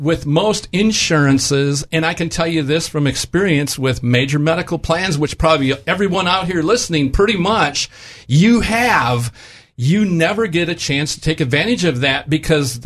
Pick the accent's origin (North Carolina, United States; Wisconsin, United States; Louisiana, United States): Wisconsin, United States; moved away; my home state of Wisconsin